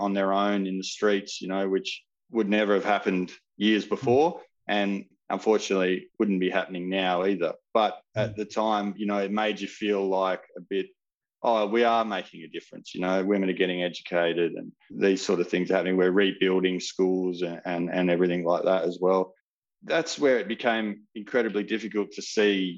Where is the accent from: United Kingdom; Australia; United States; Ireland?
Australia; Perth, Western Australia; But I was from Perth or from WA